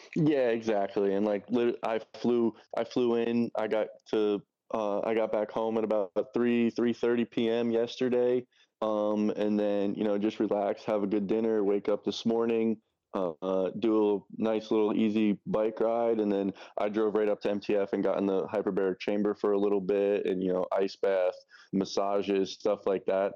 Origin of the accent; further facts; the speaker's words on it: New York, United States; now in Tallahassee, United States; I'm originally from New York. Um, I'm, like, an hour north of the city